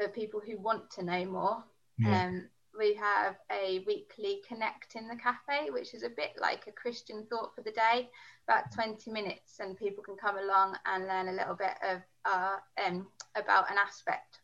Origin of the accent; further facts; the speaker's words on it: London, United Kingdom; moved away as an adult; also born or lived in Birmingham / Dudley / Coventry; I grew up in London. I moved to the Midlands